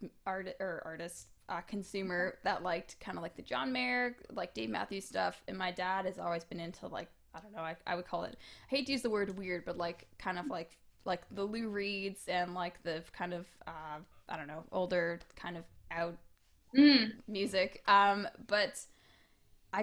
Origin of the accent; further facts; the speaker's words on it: Hamilton, Ontario, Canada; I grew up in Hamilton, and we used to put on Hamilton Music Awards every year.